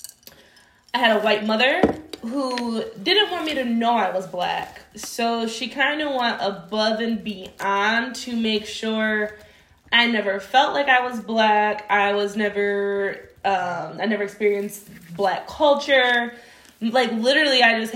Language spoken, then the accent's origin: English; Warren, United States; I grew up in Warren, and this is early 2000s, so it's 95% white middle class.